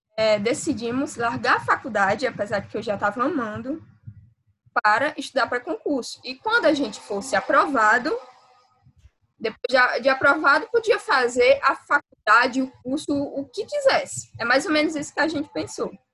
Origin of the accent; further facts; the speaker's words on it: interior of Ceará, Brazil; eu sou do interior do Ceará